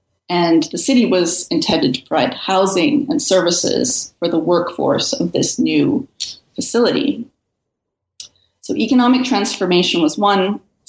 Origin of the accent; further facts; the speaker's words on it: New York City, New York, United States; I grew up in New York City in the 1970s and the 1980s.